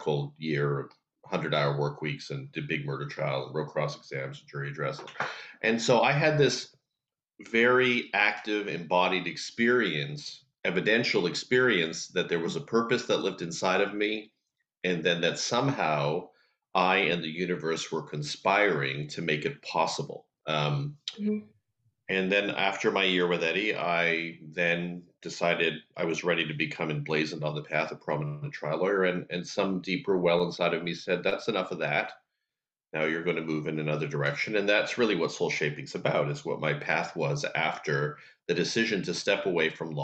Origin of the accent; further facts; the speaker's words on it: Canada; I grew up in Canada